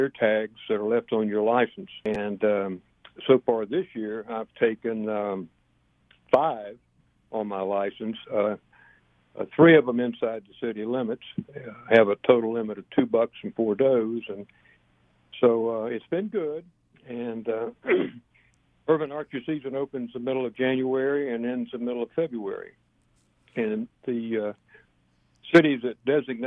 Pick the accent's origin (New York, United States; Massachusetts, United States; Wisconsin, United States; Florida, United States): Florida, United States; Vero Beach; growing up in Vero Beach, Florida